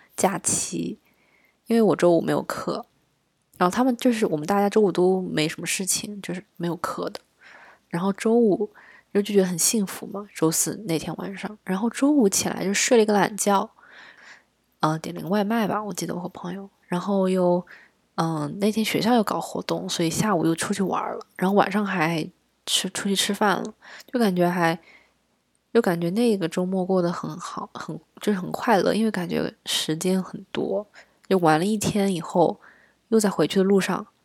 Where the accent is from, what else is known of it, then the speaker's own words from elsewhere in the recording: southern China, China; 我在南方长大的嘛